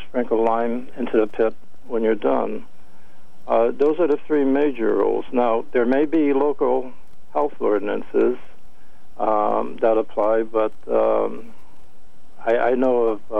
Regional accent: Hartford, Connecticut, United States; I was raised in the South End of Hartford

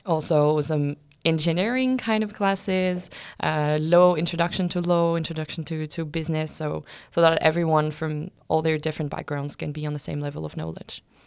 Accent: France; moved away as an adult; now in Lund, Sweden; I'm from France.

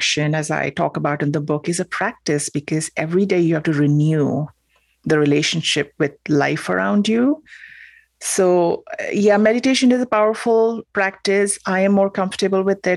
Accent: Mumbai, Maharashtra, India; moved away; I'm from Mumbai, as you said, India.

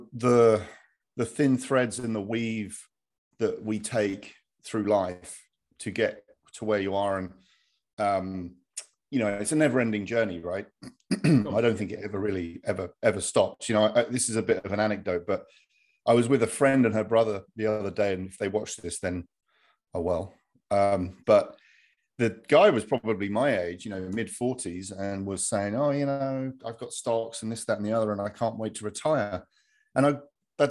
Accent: Hertfordshire, East of England, United Kingdom; moved away as an adult; now in United States; I'm from Hertfordshire in the UK, and married an American gal

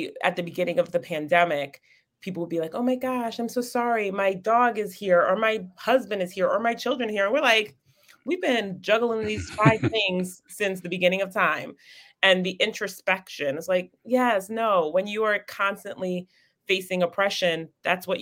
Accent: Connecticut, United States; moved away; also born or lived in Detroit / Florida; we grew up in Connecticut

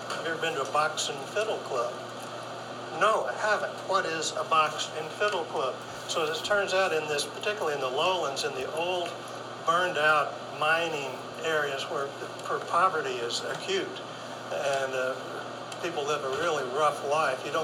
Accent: near St. Louis, Missouri, United States; Well, I'm from, let's just say I'm from St. Louis.

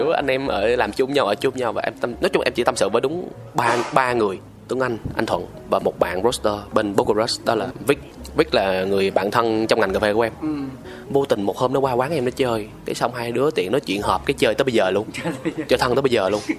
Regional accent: Quy Nhon, Bình Định, Vietnam; moved away; tức là em ở trong này 10 năm rồi ờ, ờ, ờ. ờ. em quê quy Nhơn

